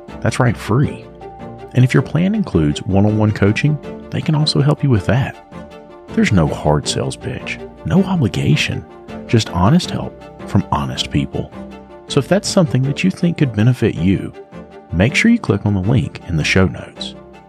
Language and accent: English; the South, United States; I'm from the South, bro.